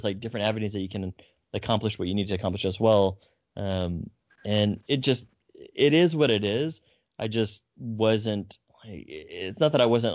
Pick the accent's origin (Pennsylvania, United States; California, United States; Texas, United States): California, United States; Fresno; I'm from Fresno